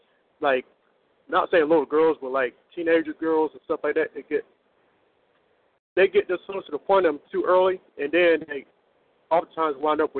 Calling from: Norfolk, Virginia, United States; I'm from Virginia, the Norfolk, Virginia Beach area.

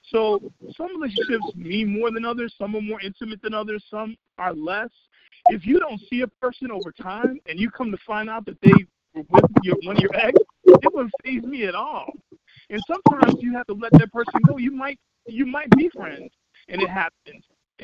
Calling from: Chicago Ridge, Illinois, United States; I'm calling from Chicago Ridge

